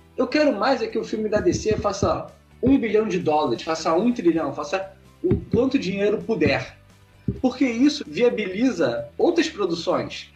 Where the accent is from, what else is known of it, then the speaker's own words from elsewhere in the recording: Rio de Janeiro, Brazil; A gente é do Rio de Janeiro. Só que, tipo, eu não moro no centro do Rio de Janeiro, tipo, na parte nobre. Eu moro numa parada mais afastada, Campo Grande